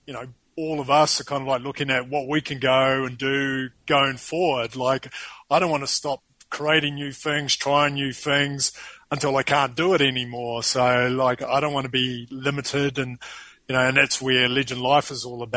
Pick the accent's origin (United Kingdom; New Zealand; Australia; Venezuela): New Zealand; accent: New Zealand; moved away as an adult; now in Sao Paulo, Brazil; It's actually a New Zealand accent.